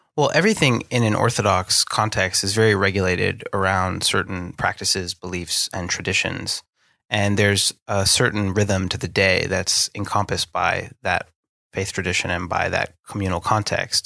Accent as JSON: {"language": "English", "region": "Northeast", "country": "United States", "tie": "born or raised there", "accent": "American", "moved": "as an adult", "lives_now": "London, United Kingdom", "said": "the place that I grew up in the Northeast"}